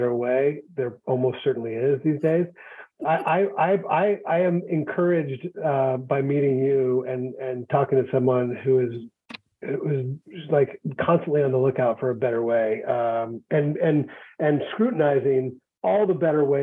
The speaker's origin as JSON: {"language": "English", "region": "Ohio", "country": "United States", "said": "I'm from Ohio"}